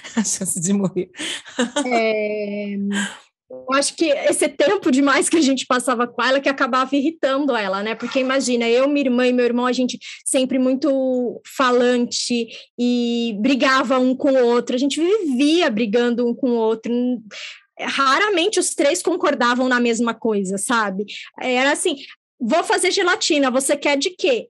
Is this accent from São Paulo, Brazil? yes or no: yes; São Paulo, Brazil; nós nascemos em São Paulo